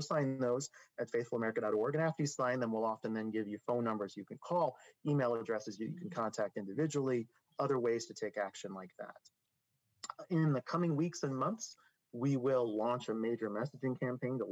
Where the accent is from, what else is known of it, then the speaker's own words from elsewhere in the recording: Idaho, United States; also born or lived in Texas; my home county, Idaho. I moved there from Texas when I was 13.